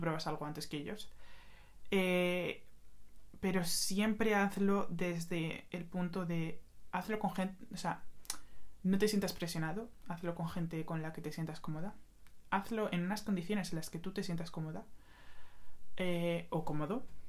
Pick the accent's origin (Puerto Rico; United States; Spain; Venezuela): Spain; Madrid, Community of Madrid; yo nací en Madrid, he vivido toda mi vida en Madrid, pero mis padres son dominicanos